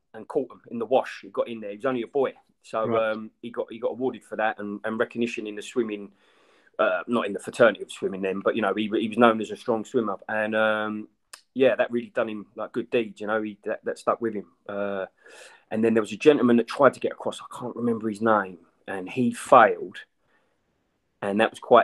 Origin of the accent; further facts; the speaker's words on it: Brentwood, East of England, United Kingdom; I'm from Brentwood. I'm about 36.